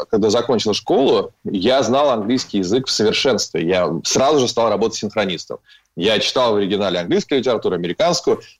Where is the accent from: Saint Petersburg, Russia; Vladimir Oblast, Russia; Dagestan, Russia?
Saint Petersburg, Russia; born there; Я родился в 75 году в э, Ленинграде.